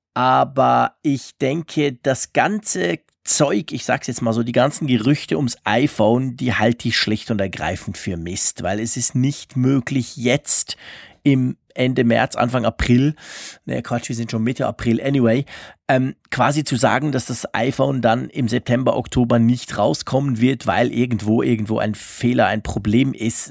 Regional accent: Switzerland; mich als Schweizer

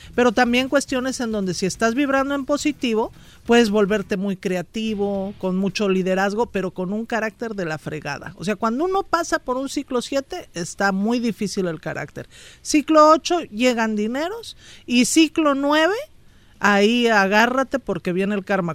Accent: Mexico City, Mexico; del DF

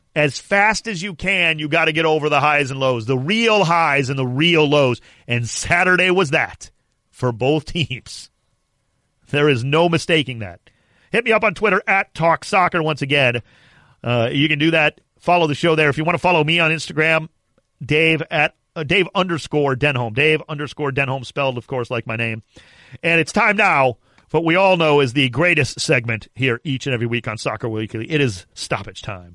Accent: Cleveland, Ohio, United States; I'm from Cleveland, Ohio

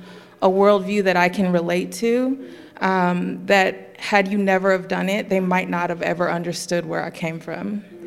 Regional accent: Oakland, California, United States; so where are you from? I'm like, oh, right here.

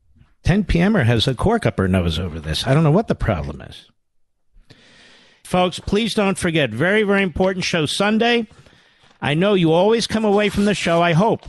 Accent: Pennsylvania, United States; my home state, the Commonwealth of Pennsylvania

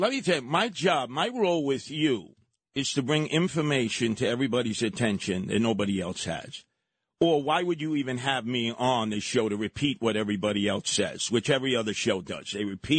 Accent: New York City, New York, United States; growing up in Canarsie

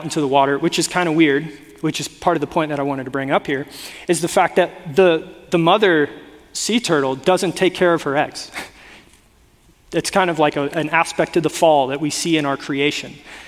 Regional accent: South Florida, United States; now in Northern California, United States; I grew up in, again, South Florida, not even like North Florida.

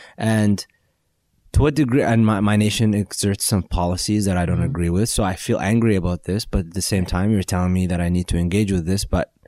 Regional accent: United States; okay, we're an ummah, we're all one, but at the same time, we're American.

